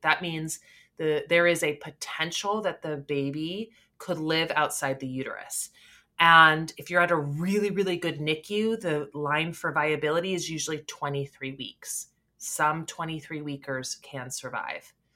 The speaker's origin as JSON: {"language": "English", "country": "Canada", "said": "I'm Canadian"}